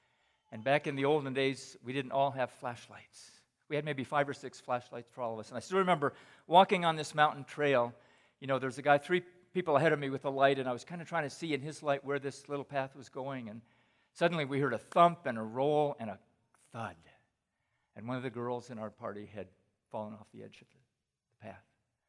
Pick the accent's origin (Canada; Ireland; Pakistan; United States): Pakistan; moved away; When I was in junior high, I grew up in Pakistan. So, Tim, I've actually spent 28 years in Pakistan, but just 14 years as a missionary.